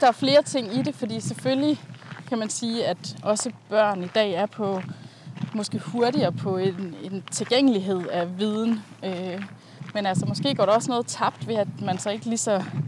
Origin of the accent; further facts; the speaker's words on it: Langeland, Southern Denmark, Denmark; moved away as an adult; also born or lived in London; jeg har jo haft min barndom på Langeland